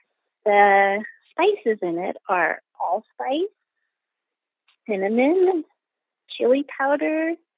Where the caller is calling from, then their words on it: Boulder, Colorado, United States; I'm calling from Boulder, Colorado.